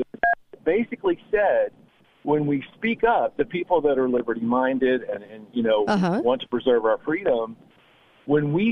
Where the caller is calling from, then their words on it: Arizona, United States; also born or lived in California; I'm calling from Arizona